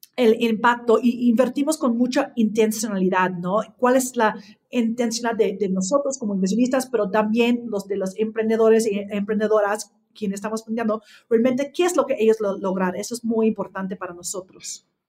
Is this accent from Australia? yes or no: yes; Australia; Spanish is a second language; moved away as an adult; now in Mexico; yo nací en Australia, que crecí ya en una familia Um, del campo